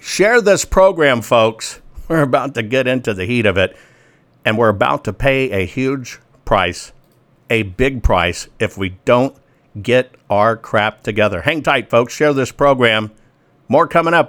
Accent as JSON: {"language": "English", "region": "Arkansas", "country": "United States", "tie": "born or raised there", "said": "I'm from Arkansas"}